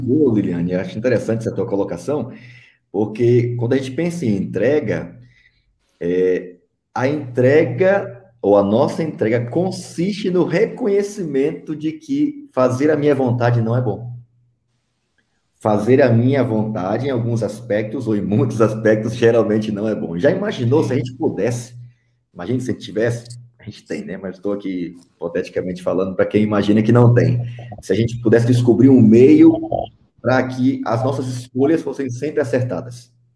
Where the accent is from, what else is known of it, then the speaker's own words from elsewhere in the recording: Piauí, Brazil; eu sou natural do Piauí, lá no interior do Piauí, no sertãozão